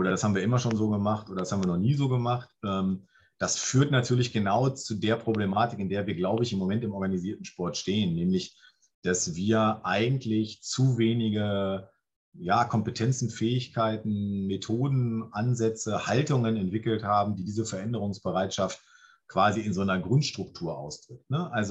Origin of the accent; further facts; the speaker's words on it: Clausthal-Zellerfeld, Lower Saxony, Germany; Göttingen ist schon zu groß, Klausthal, Zellerfeld, meine Heimatstadt zum Beispiel, ne?